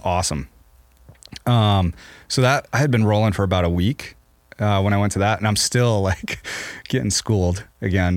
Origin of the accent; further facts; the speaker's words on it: Maine, United States; now in Montana, United States; when I was a kid, growing up in Maine